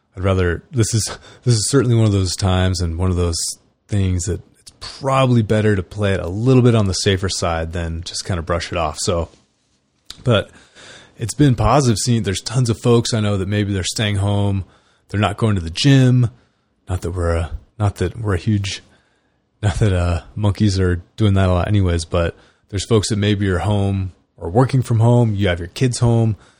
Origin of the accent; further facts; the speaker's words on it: California, United States; I grew up in California.